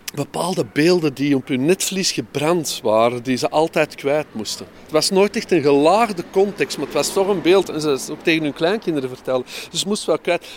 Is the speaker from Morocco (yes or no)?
no; Mortsel, Flanders, Belgium; now in Antwerp, Belgium; ik heb mijn jeugd doorgebracht in Mortsel